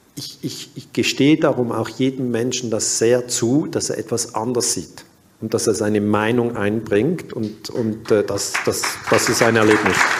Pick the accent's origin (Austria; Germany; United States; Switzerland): Switzerland; ich bin 1972 in der Schweiz geboren worden und dann ähm, ging ich zwölf Jahre in die Waldorfschule